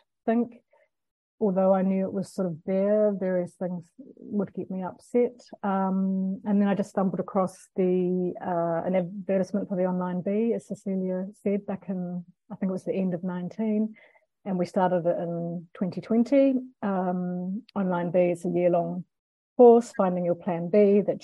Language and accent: English; Christchurch, Canterbury, New Zealand; now in Denmark; I'm from Aotearoa, New Zealand